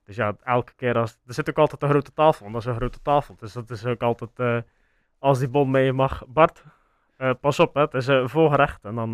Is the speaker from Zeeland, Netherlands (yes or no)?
yes; Sluis, Zeeland, Netherlands; wij horen natuurlijk dat wij van Sluis zijn